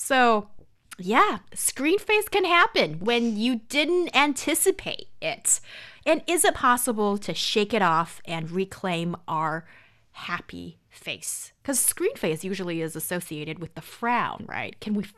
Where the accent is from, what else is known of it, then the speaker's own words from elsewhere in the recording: China; English is a second language; I'm Chinese, I don't love it.